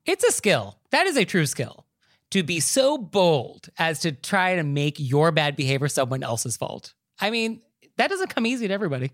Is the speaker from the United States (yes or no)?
yes; Marin County, California, United States; I'm actually from Marin County